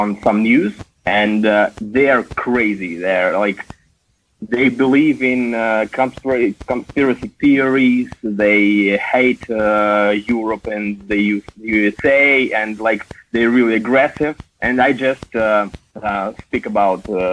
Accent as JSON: {"language": "English", "country": "Russia", "second_language": "English"}